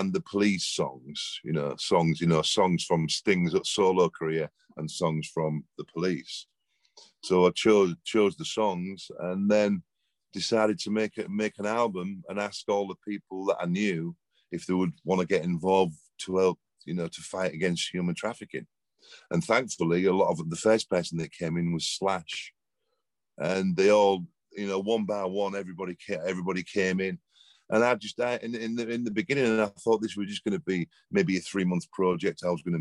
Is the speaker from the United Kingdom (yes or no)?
yes; England, United Kingdom; moved away as an adult; now in Malibu, United States; you can tell by the accent, I'm from England, not from round here, but I live in Malibu now in Los Angeles.